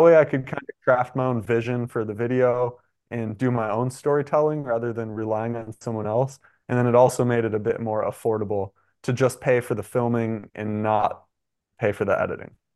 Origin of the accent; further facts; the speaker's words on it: Michigan, United States; moved away as an adult; I'm from Michigan